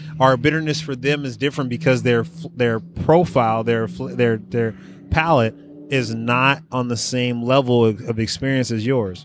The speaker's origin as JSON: {"language": "English", "town": "Oakland", "region": "California", "country": "United States", "tie": "born or raised there", "said": "my family was from the South. I grew up in Oakland"}